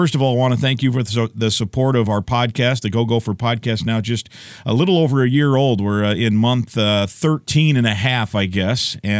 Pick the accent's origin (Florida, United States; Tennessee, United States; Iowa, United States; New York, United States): Iowa, United States; moved away; I grew up in Iowa. I grew up like 50 miles from both Fayette and Cedar Falls